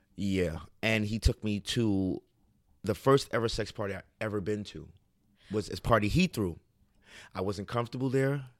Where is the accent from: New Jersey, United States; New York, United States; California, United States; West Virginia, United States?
New York, United States; New York City; I'm raised in Harlem, but I'm of Guyanese descent